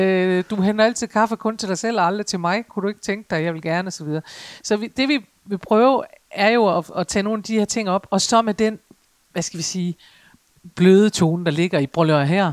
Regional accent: Aalborg, North Denmark Region, Denmark; jeg kommer jo fra Aalborg

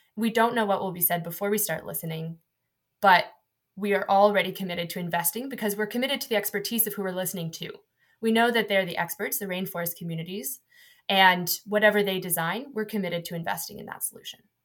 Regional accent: Seattle, Washington, United States; moved away as an adult; now in United Kingdom; I'm from Washington State

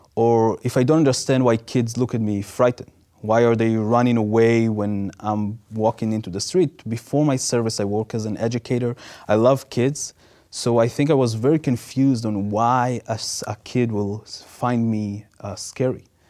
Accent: Israel; moved away; growing up in Israel

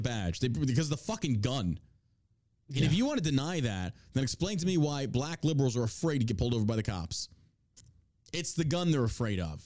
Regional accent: New York, United States; moved away; I grew up in New York

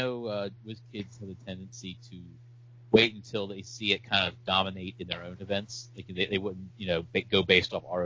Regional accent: Eastern Shore of Maryland, United States; also born or lived in South Carolina; I'm from the Eastern Shore of Maryland

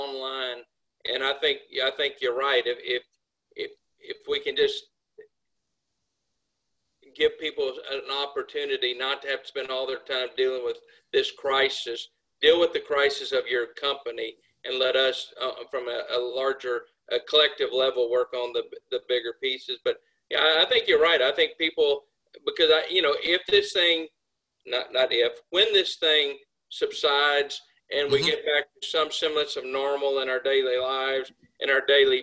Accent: United States; we as American U.S. manufacturers

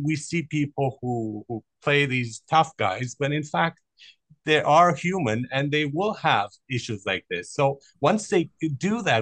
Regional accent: Canada; I am a Canadian

